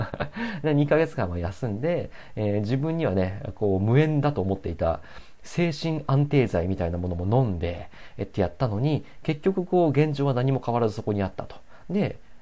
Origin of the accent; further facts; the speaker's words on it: Hokuriku, Japan; moved away as an adult; 僕はね、あの、北陸地方のね、えっ、ー、と、まあ、超絶田舎の えっと、町で生まれ育った